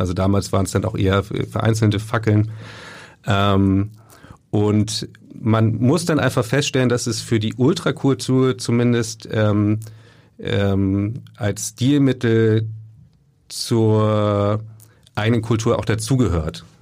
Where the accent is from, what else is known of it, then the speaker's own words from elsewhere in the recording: Lübeck, Schleswig-Holstein, Germany; ich bin ja gebürtiger Lübecker